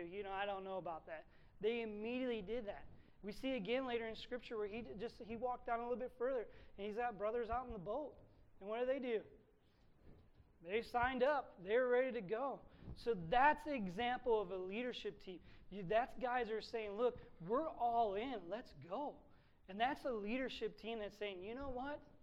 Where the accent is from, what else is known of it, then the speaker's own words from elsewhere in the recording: Sandusky, Ohio, United States; moved away; I grew up in Sandusky